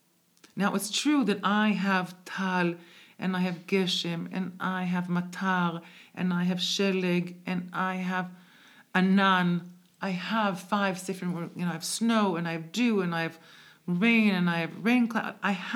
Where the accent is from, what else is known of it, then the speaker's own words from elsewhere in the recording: Israel; also born or lived in Bronx, United States; I was born in the Bronx, made in Israel. Is actually how I define myself. Born in the Bronx, made in Israel.